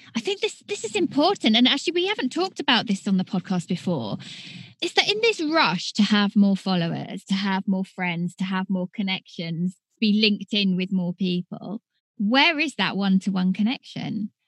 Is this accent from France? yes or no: no; United Kingdom; accent: British; my British accent